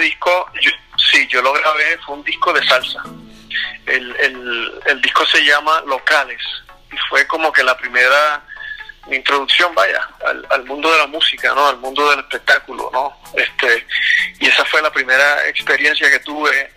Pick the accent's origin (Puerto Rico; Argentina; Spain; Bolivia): Puerto Rico; yo soy puertorriqueño, eh, entonces cuando pequeño en Puerto Rico